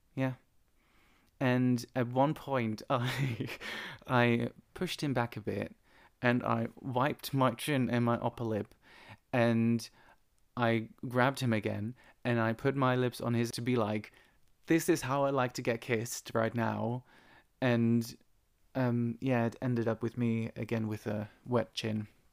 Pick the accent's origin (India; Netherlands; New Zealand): Netherlands; moved away; Back in the Netherlands, I remember, it must be eight, eight, nine years ago, there was this guy in my hometown